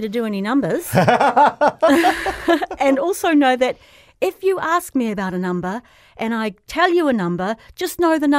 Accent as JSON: {"language": "English", "town": "Ponsonby", "region": "Auckland", "country": "New Zealand", "tie": "born or raised there", "said": "So I went to Ponsonby Primary School."}